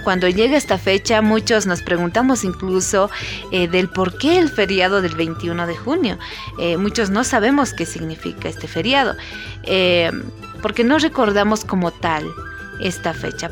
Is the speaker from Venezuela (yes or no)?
no; Bolivia; como buenos bolivianos